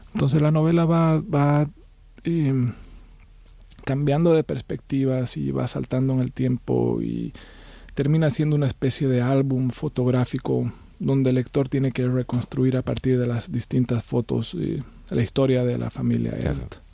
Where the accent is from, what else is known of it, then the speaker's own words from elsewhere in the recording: Bolivia; moved away as an adult; Yo me fui de Bolivia eh, a los 22 años, estuve viviendo en distintos países